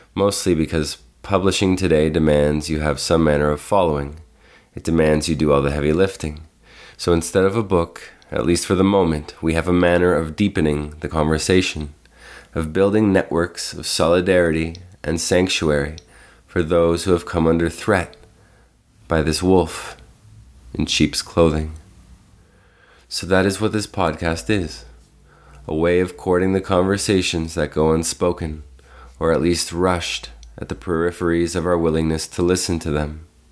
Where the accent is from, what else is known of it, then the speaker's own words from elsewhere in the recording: Toronto, Ontario, Canada; I was born and raised in Toronto, Canada